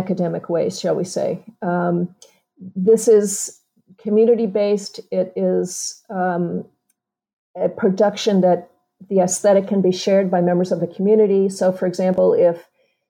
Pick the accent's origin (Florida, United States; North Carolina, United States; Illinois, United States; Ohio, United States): Illinois, United States; Chicago; moved away; also born or lived in Wisconsin / Los Angeles; I was born in Chicago